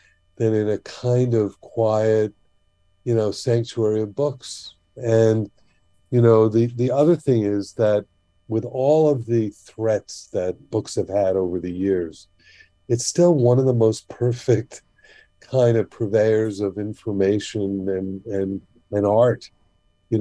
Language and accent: English; Miami Beach, Florida, United States; I grew up on Miami Beach